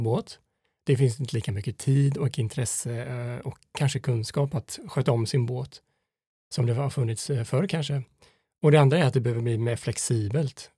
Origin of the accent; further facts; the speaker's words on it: Fiskebäckskil, Västra Götaland, Sweden; vi växte upp i Fiskebäckskil på Skaftö